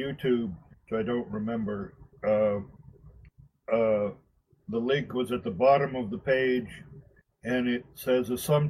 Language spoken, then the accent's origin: English; West Virginia, United States; also born or lived in Maine; That's because I'm a refugee from West Virginia and Maine.